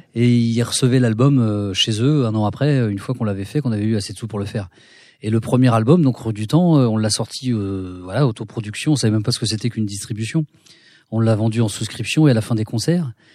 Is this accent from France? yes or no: yes; Cergy-Pontoise, Île-de-France, France; on a grandi à Cergy-Pontoise dans un petit pavillon de banlieue tranquille